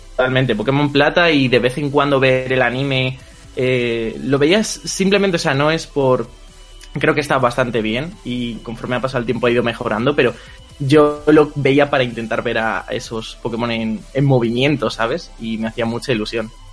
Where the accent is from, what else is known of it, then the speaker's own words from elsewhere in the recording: Community of Madrid, Spain; soy de Madrid, de España.